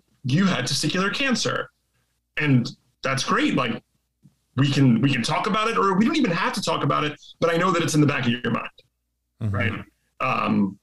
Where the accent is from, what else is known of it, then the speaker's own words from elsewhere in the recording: New York, United States; I'm from here. Like I took the ferry here.